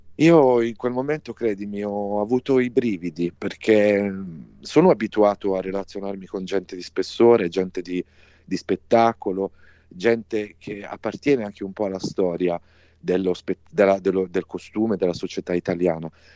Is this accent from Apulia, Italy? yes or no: yes; Apulia, Italy; la Puglia, che è la mia regione natale